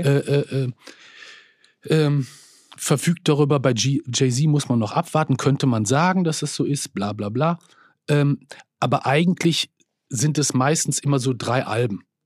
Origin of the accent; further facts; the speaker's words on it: Bielefeld, North Rhine-Westphalia, Germany; ich komme aus Bielefeld, einer Provinzstadt in Nordrhein-Westfalen